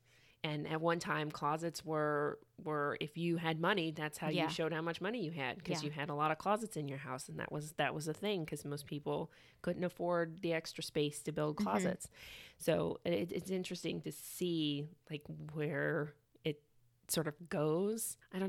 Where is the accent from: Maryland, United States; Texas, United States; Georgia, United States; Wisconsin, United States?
Georgia, United States; Atlanta; And I'm from originally from Atlanta.